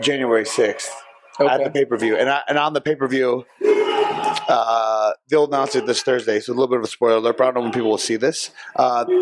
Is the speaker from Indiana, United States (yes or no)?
no; Chico, California, United States; my hometown of Chico, California